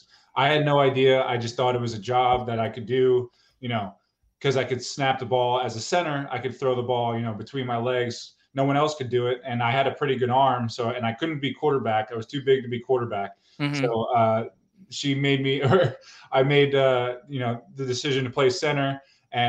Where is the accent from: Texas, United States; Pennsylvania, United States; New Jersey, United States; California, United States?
New Jersey, United States; Middletown; also born or lived in Neptune, New Jersey / Lincroft, New Jersey; my hometown, Middletown, New Jersey